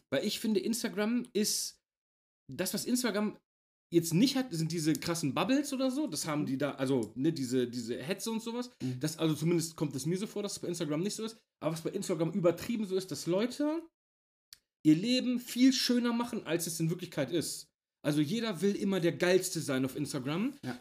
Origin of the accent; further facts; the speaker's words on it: Germany; hier bei uns in Deutschland